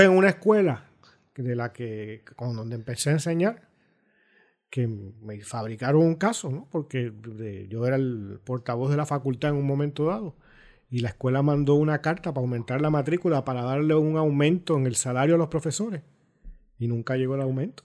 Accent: Puerto Rico; me puedo sentir orgulloso de que eso existe en mi país

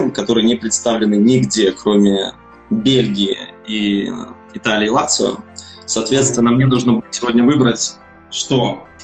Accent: Belarus; moved away as an adult; now in Ukraine; я независимый сомелье из Беларуси. Переехал где-то два с половиной года назад в Украину. Собственно, сейчас здесь и работаю.

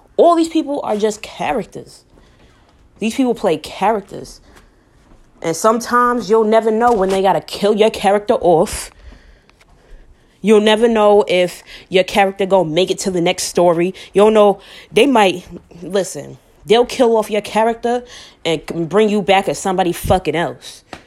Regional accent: New York City, New York, United States; I'm from New York, home of the Apollo, home of the Apollo Theater

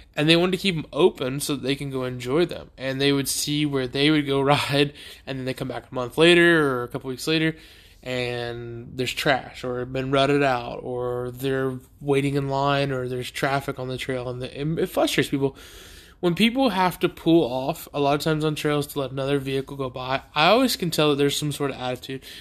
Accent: Beaufort, United States; the, uh, high school in my hometown, Beaufort High School

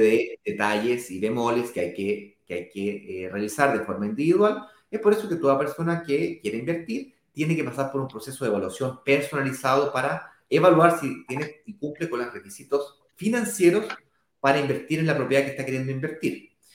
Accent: Chile; yo en este caso soy chileno

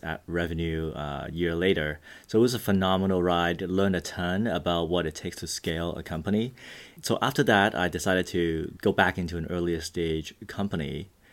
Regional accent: Vancouver, British Columbia, Canada; also born or lived in Hong Kong; I grew up in Hong Kong and Vancouver, Canada

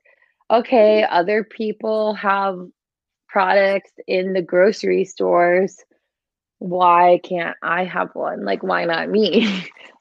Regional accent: Midwest, United States; also born or lived in Australia; I'm from the Midwest, like pizza and hot dog capital

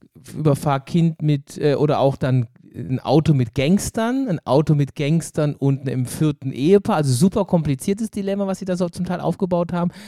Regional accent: Germany; als Deutscher

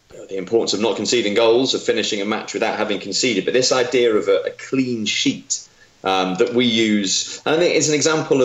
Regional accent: North Wales, United Kingdom; I grew up in North Wales

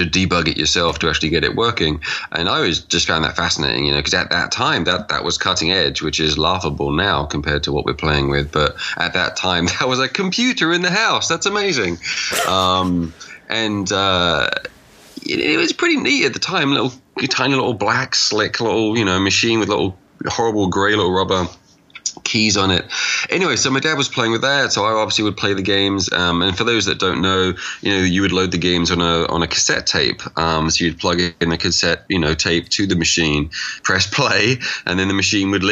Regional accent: England, United Kingdom; I'm from England

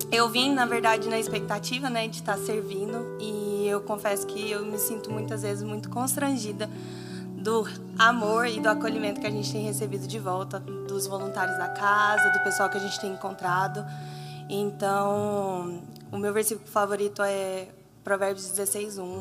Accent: Anápolis, Goiás, Brazil; eu sou de Anápolis, Goiás. É, vim de longe, né?

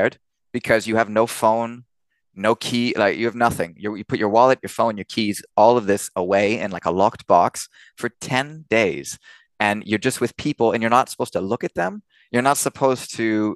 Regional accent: Orange County, California, United States; moved away as an adult; now in Cologne, Germany; California and Orange County is where I grew up

